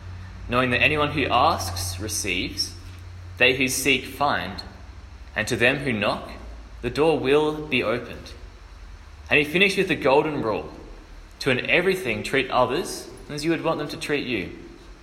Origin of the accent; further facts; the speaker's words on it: Adelaide, South Australia, Australia; moved away as an adult; I am originally from Adelaide, but I'm up here for a year doing a gap year program